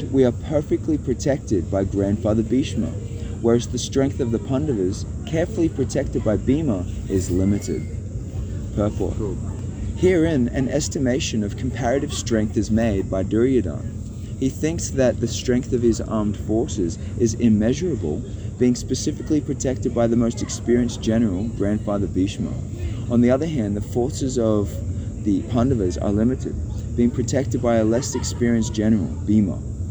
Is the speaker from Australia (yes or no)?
yes; Brisbane, Queensland, Australia; also born or lived in Geelong, Victoria; I grew up in... around Brisbane, Sunshine Coast.